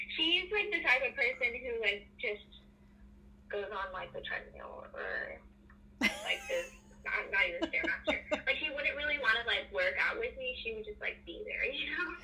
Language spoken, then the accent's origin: English; Atlanta, Georgia, United States; I'm from Atlanta, but my parents are Vietnamese and white